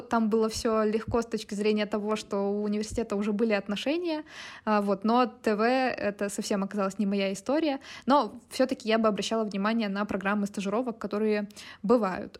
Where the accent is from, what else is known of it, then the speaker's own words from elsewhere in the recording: Chelyabinsk, Chelyabinsk Oblast, Russia; moved away as an adult; also born or lived in Moscow; now in Tbilisi, Georgia; я из Челябинска, вот, и я работаю в диджитале с 2019 э, года. Вот, а, почти всю жизнь я жила в Челябинске, я переехала два года назад, и сейчас я живу в Тбилиси